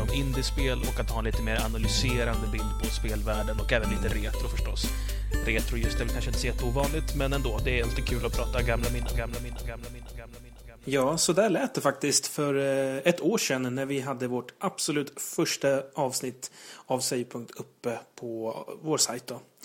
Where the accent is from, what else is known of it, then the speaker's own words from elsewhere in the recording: Uppsala, Uppsala County, Sweden; moved away; jag kommer ursprungligen från Uppsala.